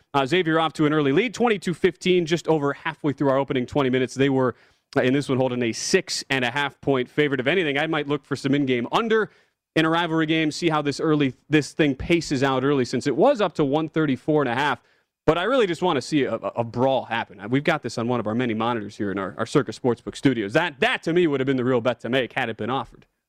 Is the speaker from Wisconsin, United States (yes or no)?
yes; Milwaukee, Wisconsin, United States; now in Las Vegas, United States; Milwaukee, which is my hometown.